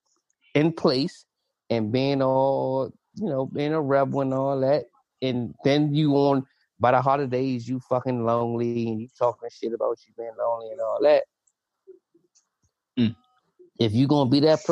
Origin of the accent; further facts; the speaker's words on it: United States; the society that we lived in, that we were raised in America